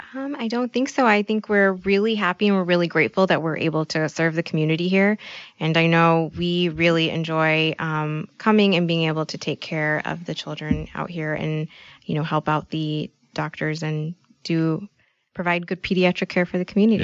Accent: Bay Area, close to San Francisco, California, United States; moved away as an adult; now in Midwest, United States; I grew up in California

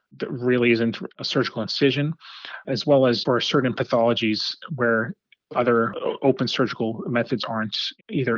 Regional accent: Los Angeles, California, United States; moved away as an adult; also born or lived in New York City / Miami; I grew up in Los Angeles.

